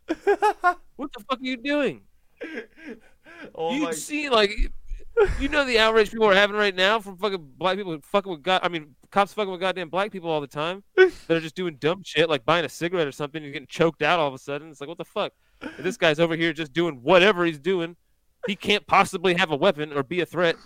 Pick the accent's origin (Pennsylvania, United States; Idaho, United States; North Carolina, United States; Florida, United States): Pennsylvania, United States; now in South Carolina, United States; I'm from Pennsylvania, but I'm in South Carolina.